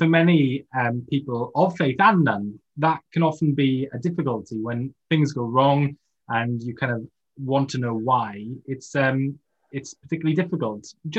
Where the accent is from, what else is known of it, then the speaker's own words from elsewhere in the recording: Wales, United Kingdom; particularly as a Welshman